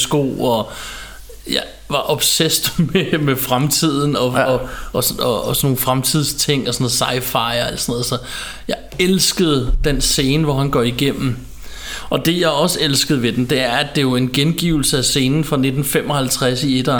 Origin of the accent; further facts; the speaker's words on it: Ballerup, Capital Region of Denmark, Denmark; jeg voksede op ude i Ballerup